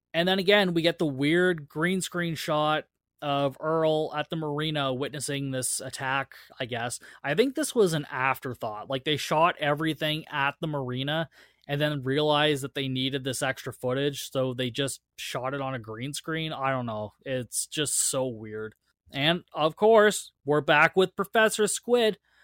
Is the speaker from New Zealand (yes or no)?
no; Canada; I'm Canadian